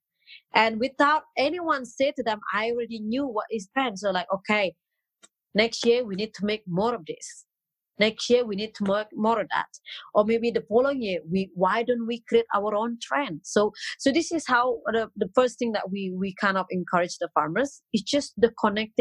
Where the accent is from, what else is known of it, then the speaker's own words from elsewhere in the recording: Bali, Indonesia; English is a second language; also born or lived in Dubai; I'm 100% local. I'm from Bali